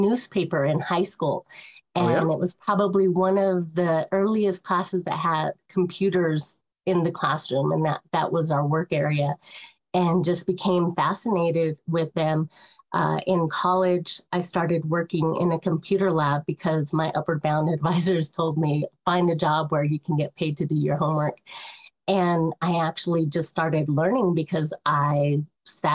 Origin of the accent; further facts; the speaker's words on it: Colorado, United States; also born or lived in Oklahoma City, Oklahoma; I grew up in Colorado and divided my time between Colorado and Oklahoma City.